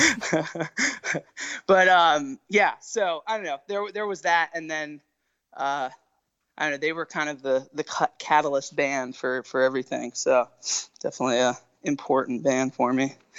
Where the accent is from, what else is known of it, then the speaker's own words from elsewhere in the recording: Winchester, Virginia, United States; I'm from Winchester, Virginia, which is in the Shenandoah Valley of Virginia